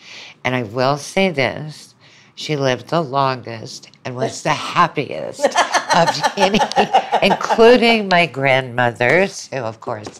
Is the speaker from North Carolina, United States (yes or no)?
no; Birmingham, Alabama, United States; also born or lived in Southern United States; But I was born in Birmingham. My mom was from Birmingham. My father was from New Orleans. And grew up there for a while, but grew up in much of the rest of the South.